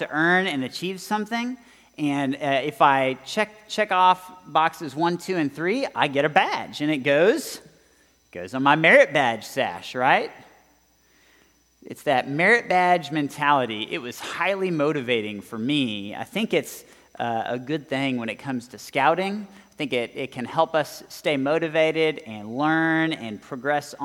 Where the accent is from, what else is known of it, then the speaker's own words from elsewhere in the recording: Southern California, United States; now in Texas, United States; I grew up in Southern California.